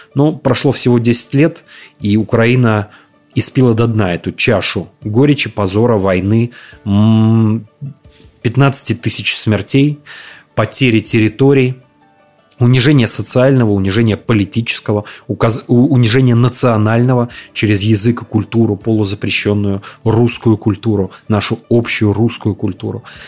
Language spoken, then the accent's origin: Russian; Belarus; я из Беларуси